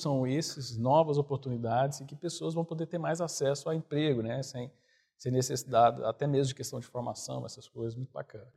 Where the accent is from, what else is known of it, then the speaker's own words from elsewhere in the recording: Goiânia, Goiás, Brazil; eu sou de Goiânia